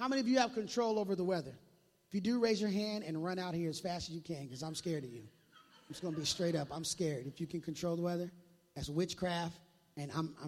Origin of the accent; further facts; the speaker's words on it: Minneapolis, Minnesota, United States; now in Tri-Cities, United States; I grew up in Minneapolis